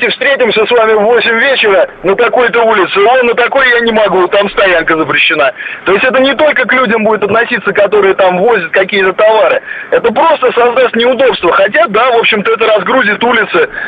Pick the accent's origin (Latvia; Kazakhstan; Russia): Russia; Moscow; born or raised there